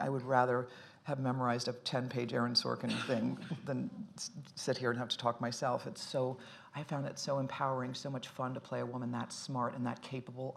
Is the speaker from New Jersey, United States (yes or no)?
no; Dayton, Ohio, United States; also born or lived in Boston, Massachusetts / Cincinnati, Ohio; Dayton, Ohio. I was born in Boston, Massachusetts, and then and w- grew up in Cincinnati and Dayton, Ohio